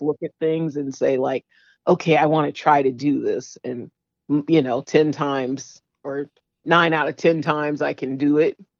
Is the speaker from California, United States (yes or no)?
yes; San Francisco, California, United States; I'm a San Franciscan.